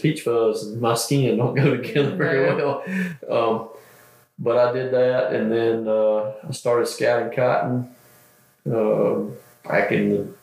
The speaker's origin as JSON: {"language": "English", "town": "Cochran", "region": "Georgia", "country": "United States", "tie": "born or raised there", "said": "I grew up in Cochrane, Georgia, born and raised in Middle Georgia"}